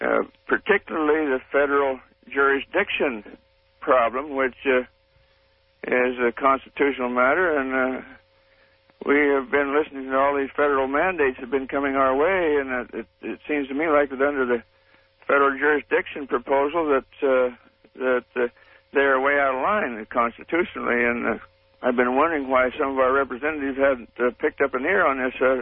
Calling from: Caldwell, Idaho, United States; I am calling from Caldwell, Idaho.

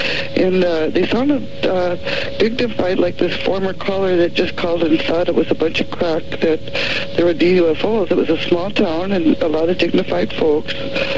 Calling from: Seattle, Washington, United States; I'm calling from Seattle.

